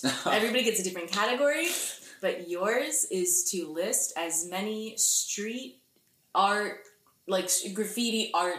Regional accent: Lyndhurst, New Jersey, United States; now in Mahwah, United States; Yeah, he's upstate New York, and I'm, like, Lyndhurst, Mahwah.

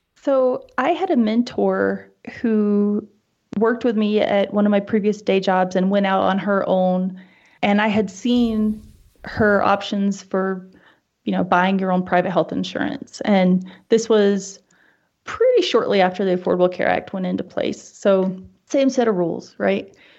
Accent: East Coast, United States; moved away as an adult; now in Wyoming, United States; growing up on the East Coast and then living on the West Coast as an adult

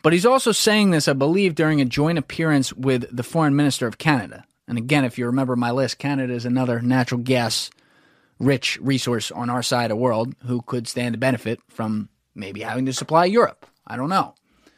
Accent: United States; If I'm in the U.S., and I am in the U.S., I'm an American.

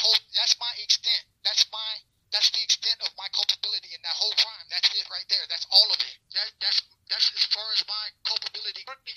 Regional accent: West Palm Beach, Florida, United States; also born or lived in Ohio; I grew up in West Palm Beach. Yeah, I grew up in West Palm, back and forth from Ohio. I'm from Ohio, but I grew up pretty much in West Beach

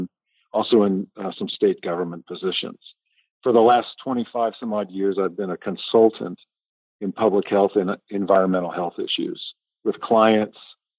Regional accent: Phoenix, Arizona, United States; moved away; also born or lived in Utah; I grew up in Phoenix, Arizona, and eventually went to school, university in Utah, where I stayed for my medical training and my residency in family practice

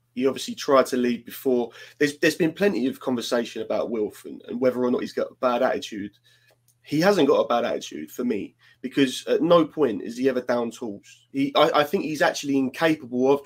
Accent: London, United Kingdom; as a Londoner

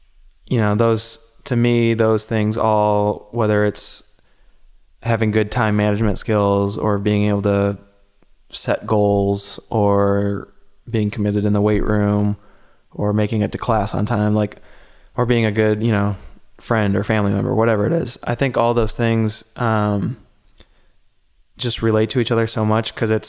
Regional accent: Ohio, United States; You know, growing up in Ohio, you know, my diet was sugar right.

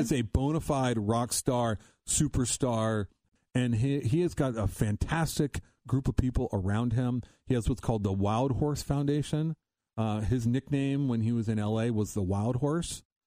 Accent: Columbus, Ohio, United States; now in Cincinnati, United States; growing up in Ohio, I grew up in Columbus, came down here in Cincinnati

